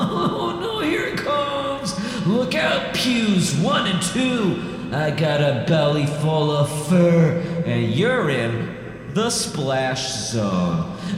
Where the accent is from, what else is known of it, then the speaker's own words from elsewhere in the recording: Midwest, United States; I'm from the Midwest.